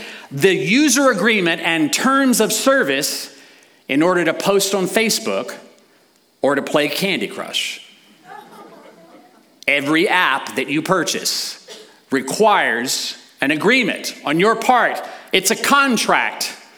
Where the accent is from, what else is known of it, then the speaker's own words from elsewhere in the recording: United States; as American citizens